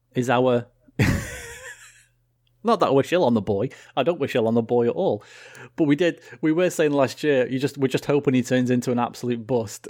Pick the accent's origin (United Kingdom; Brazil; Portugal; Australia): United Kingdom; as proud British people